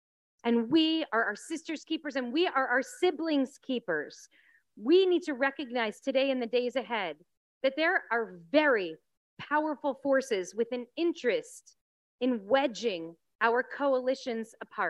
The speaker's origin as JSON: {"language": "English", "region": "New York", "country": "United States", "lives_now": "Los Angeles, United States", "said": "You know, I'm a New Yorker at heart, or I was once, but this is what I love about Los Angeles."}